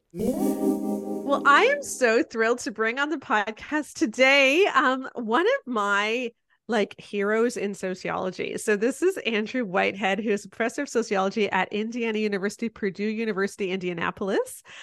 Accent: Canada

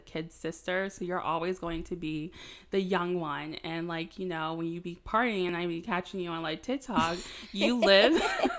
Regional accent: Maryland, United States; born there; now in Charlotte, United States; So like I said … I was born in Maryland. We moved down here to Charlotte back in 2005 for the first time

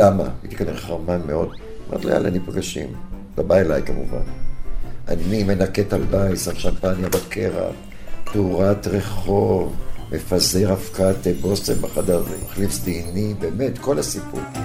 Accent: Herzliya, Tel Aviv District, Israel; יליד הרצליה

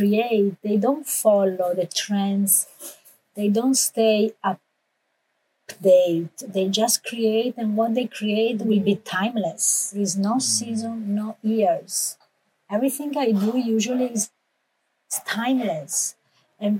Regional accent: Italy; English is a second language; now in United States; I'm an American citizen, but I was raised and born in Italy.

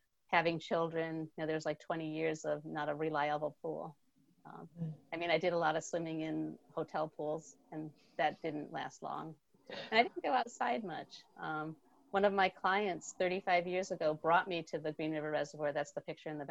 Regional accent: New Britain, Connecticut, United States; now in Vermont, United States; I grew up in New Britain, Connecticut, and ended up in Vermont

